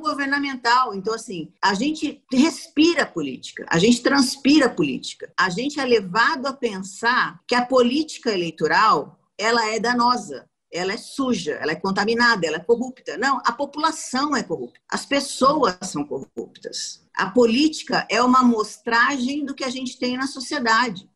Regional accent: Maringá, Paraná, Brazil; moved away as an adult; now in São Paulo, Brazil; eu sou paranaense, eu sou maringaense. Eu não sou paulistana. A minha cidade é do tamanho de um bairro de São Paulo.

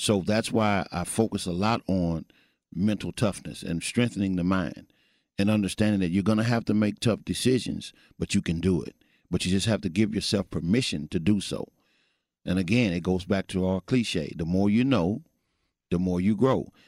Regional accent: Missouri, United States; also born or lived in Fort Worth, Texas; now in Texas, United States; I'm originally from Missouri

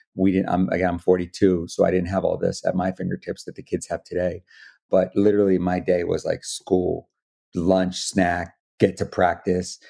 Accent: Wilmington, Delaware, United States; I'm from Wilmington, Delaware

